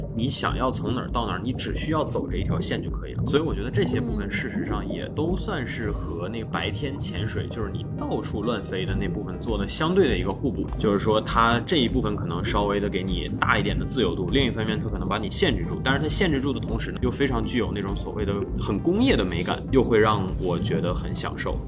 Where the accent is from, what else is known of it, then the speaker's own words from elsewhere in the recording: northern China, China; now in Harbin, China; 身为一个北方人，就是 A K A 汉地人，身为一个汉地人